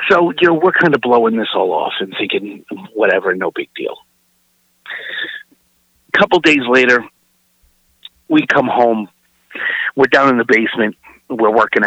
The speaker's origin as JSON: {"language": "English", "town": "New York City", "region": "New York", "country": "United States", "tie": "born or raised there", "said": "I'm originally from Brooklyn, New York."}